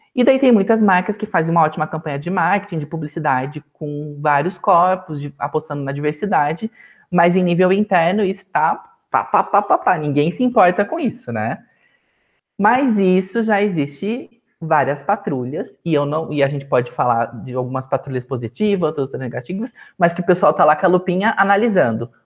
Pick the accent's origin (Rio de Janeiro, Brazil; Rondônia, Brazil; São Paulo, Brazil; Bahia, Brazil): São Paulo, Brazil; Sorocaba; Sorocaba, que é a cidade onde eu nasci.